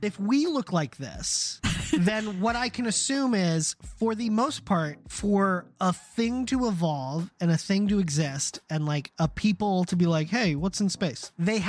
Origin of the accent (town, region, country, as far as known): United States; also born or lived in Germany